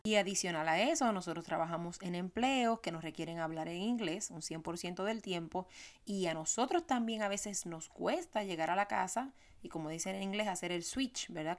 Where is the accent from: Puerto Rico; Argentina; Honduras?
Puerto Rico; moved away; soy puertorriqueña